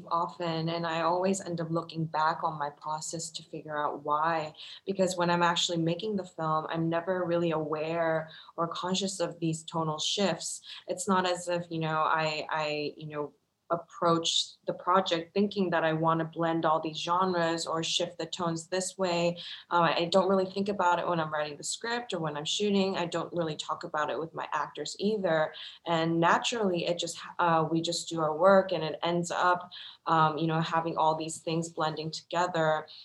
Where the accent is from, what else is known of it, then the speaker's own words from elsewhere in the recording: South Korea; English is a second language; You know, I was born and raised in Korea. I went through a military dictatorship.